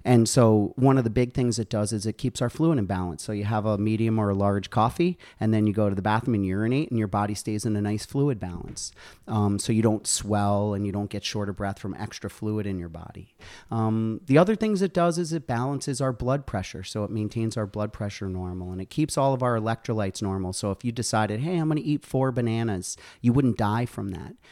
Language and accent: English; Ossining, New York, United States; moved away as an adult; also born or lived in Connecticut / Albany, New York; now in Plattsburgh, United States; I grew up in Westchester Downstate in Ossining.